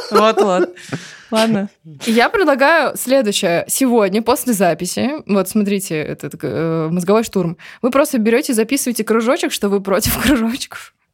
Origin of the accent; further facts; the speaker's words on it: Rostov-on-Don, Rostov Oblast, Russia; Я из Ростова-на-Дону.